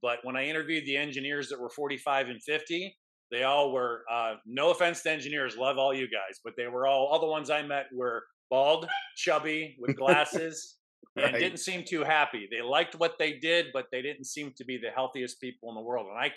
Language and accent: English; Pittsburgh, Pennsylvania, United States; I am a chiropractor by trade, born and raised in Pittsburgh